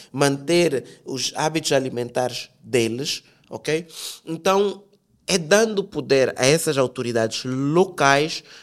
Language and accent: Portuguese; Angola; é que eu sou angolano